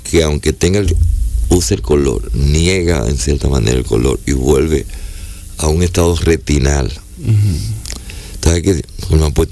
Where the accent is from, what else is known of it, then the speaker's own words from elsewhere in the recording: Lima, Peru; Y le dije, yo soy limeño.